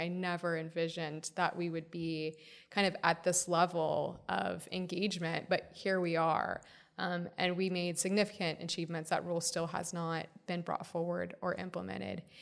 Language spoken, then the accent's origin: English; Florida, United States; Congressman Darren Soto from my home state of Florida